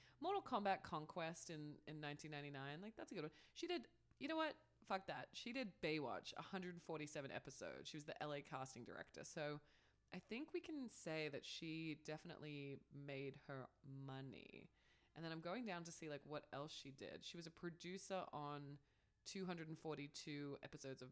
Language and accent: English; Australia; moved away; also born or lived in Canada; being Australian, like that's still my monarch